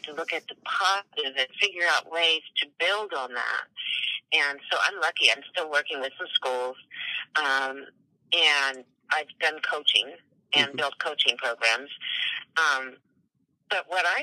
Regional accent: Silver Spring, Maryland, United States; I grew up in Maryland, so I wasn't too far from you

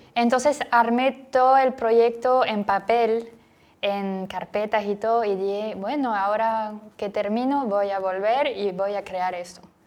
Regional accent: French Basque Country, Nouvelle-Aquitaine, France; Spanish is a second language; moved away as an adult; now in Guayaquil, Ecuador; soy del suroeste de Francia, el País Vasco, en la costa.

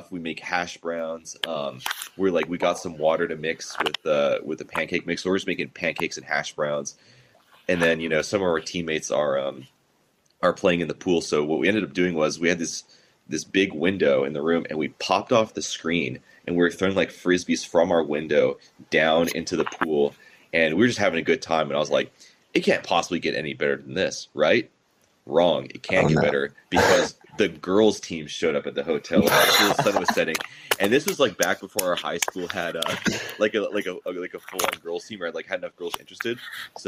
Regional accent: the Triangle area, North Carolina, United States; I come from the Triangle area

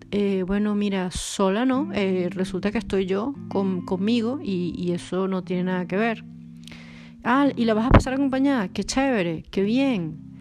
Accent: Caracas, Capital District, Venezuela; also born or lived in Poland / Brazil; now in Portugal; soy de Caracas

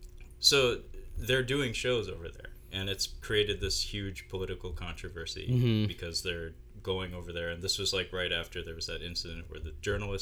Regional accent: United States; we're both American

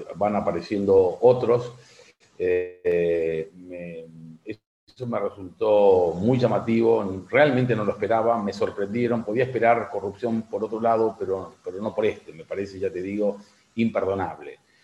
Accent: Argentina; como argentino

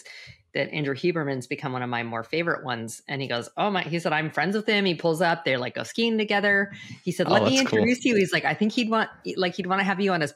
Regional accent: Western Canada, Canada; moved away as an adult; also born or lived in Toronto, Ontario; I'm originally from Canada

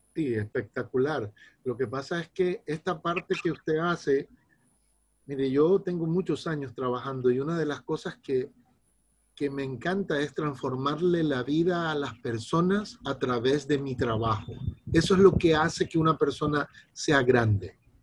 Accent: Guayaquil, Guayas, Ecuador; soy de Guayaquil, Ecuador.

